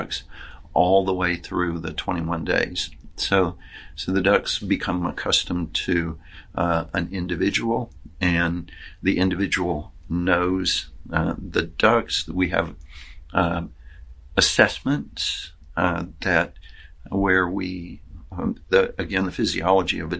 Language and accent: English; Arkansas, United States; moved away as an adult; also born or lived in Ohio / Georgia / Syracuse, New York; now in New York, United States; I'm from Arkansas